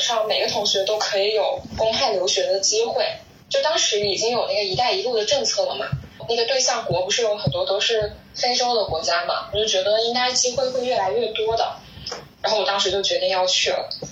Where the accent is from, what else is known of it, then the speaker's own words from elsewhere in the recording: Shenzhen, Guangdong, China; 因为我是在深圳长大的，这边跨境电商特别发达